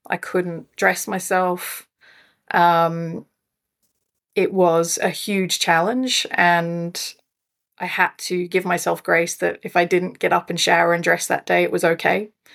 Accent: Scotland, United Kingdom; moved away as an adult; also born or lived in South Africa; now in Fraser Coast, Australia; was born in South Africa, raised in Scotland, uh, but have been living in Australia for twenty years now.

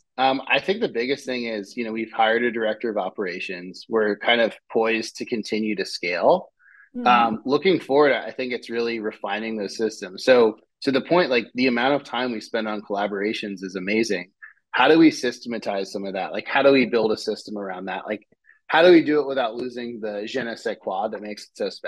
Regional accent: Seattle, Washington, United States; also born or lived in Shoreline, Washington; now in San Francisco, United States; I grew up in Seattle and Shoreline

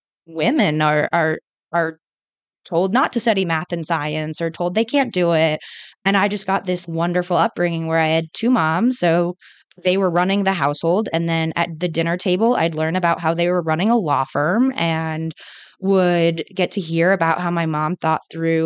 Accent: California, United States; I grew up in California, so it was very on the more liberal side, obviously.

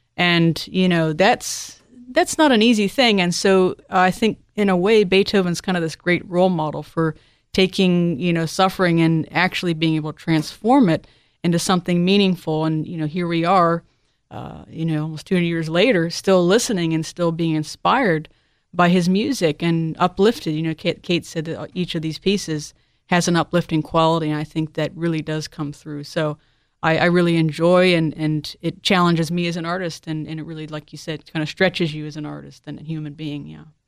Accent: Delaware, United States; I was born in Delaware

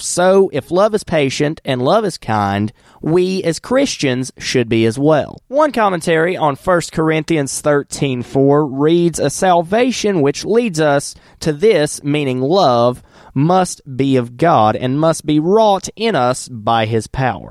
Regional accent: Wilkes County, North Carolina, United States; I'm from Wilkes County

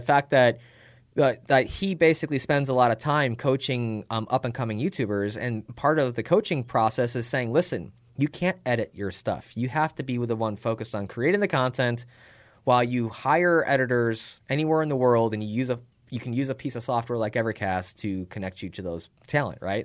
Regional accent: Chicago, Illinois, United States; moved away as an adult; also born or lived in Phoenix / Tempe; I lived in Illinois at the time 'cause I grew up in Chicago

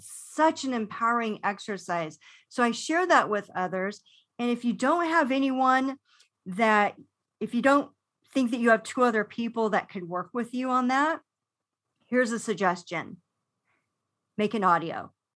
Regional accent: Los Angeles, California, United States; growing up in Los Angeles

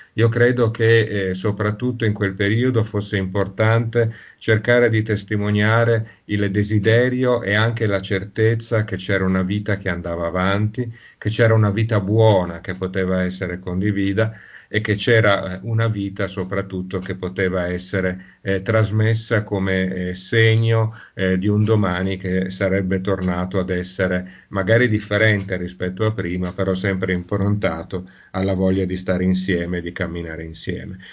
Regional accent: Turin, Piedmont, Italy; moved away; sono torinese

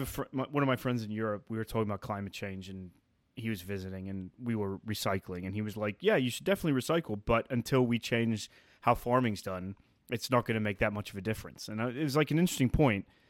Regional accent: England, United Kingdom; I'm from England

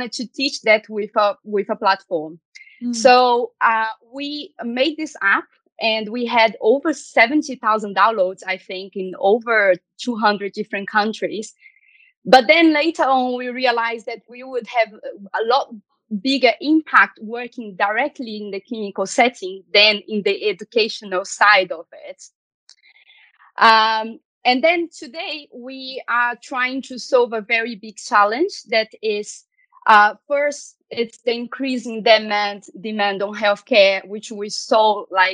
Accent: Belo Horizonte, Minas Gerais, Brazil; moved away as an adult; now in London, United Kingdom; I was born and raised in Belo Horizonte

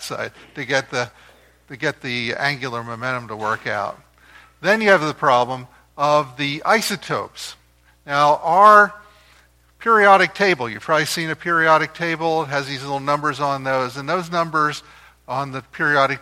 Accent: New Jersey, United States; I grew up in New Jersey, right across the river from Philadelphia

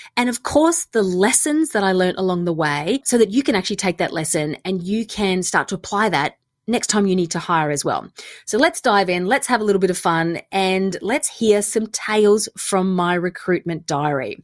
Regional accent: Australia; moved away; also born or lived in London; I'm Australian

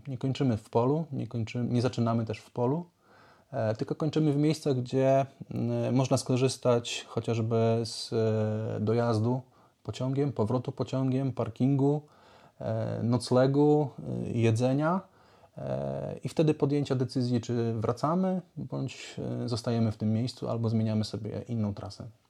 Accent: Lublin Voivodeship, Poland; also born or lived in Warsaw, Poland; now in Tricity, Poland; Pochodzę z Lubelszczyzny. Długo mieszkałem w Warszawie, tam pracowałem

